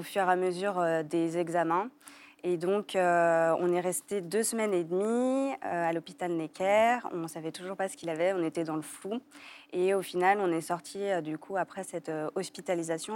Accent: Lyon, Auvergne-Rhône-Alpes, France; moved away as an adult; also born or lived in Paris; now in Lyon, France; retourner à Lyon, parce qu'on est lyonnais de base

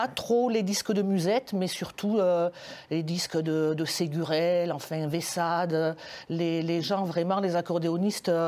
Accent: France; voilà, on est français, accordéoniste.

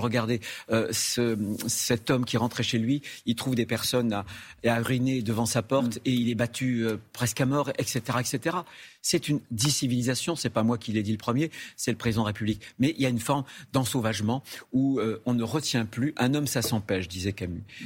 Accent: France; chez nous en France

